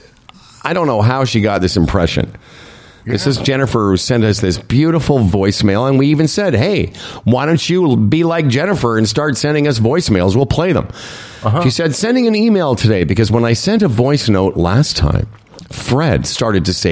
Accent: Saskatchewan, Canada; now in Ontario, Canada; we grew up in Saskatchewan, Ontario

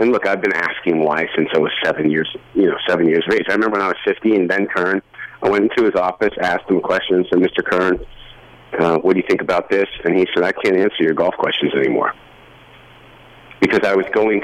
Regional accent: Canada; also born or lived in Toronto / Nashville; I say, "Canada."

